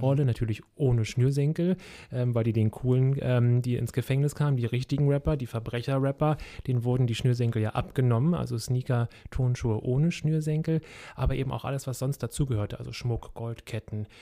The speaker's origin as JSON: {"language": "German", "region": "Berlin", "country": "Germany", "tie": "born or raised there", "said": "ich bin ja in Kreuzberg groß groß geworden, in SO 36 in der Lausitzer Straße"}